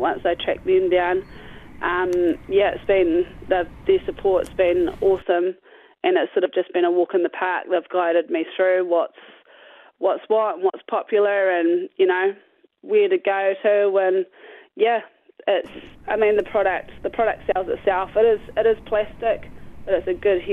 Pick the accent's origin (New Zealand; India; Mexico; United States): New Zealand; Maniototo, Paerau Valley, Lammermoor, Otago; also born or lived in Dunedin; I grew up in the Maniatoto, up in the Pairau Valley, best known as the Sticks, at Lammermoor with my parents and two younger brothers